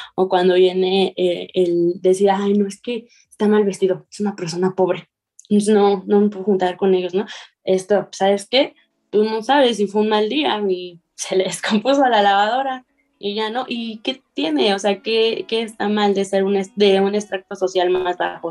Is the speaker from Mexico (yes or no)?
yes; Mexico; nosotros como personas mexicanas